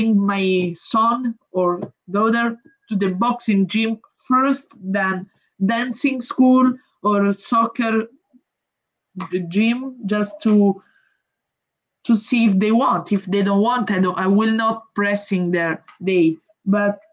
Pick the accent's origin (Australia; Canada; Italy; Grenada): Italy; English is a second language; I come from Italy, which is a small country